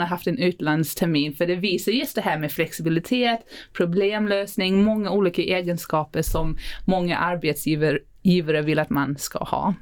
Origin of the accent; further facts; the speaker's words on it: South Africa; now in Sweden; jag eh, är född och uppvuxen i Sydafrika. Men nu har jag bott i Sverige hälften av mitt liv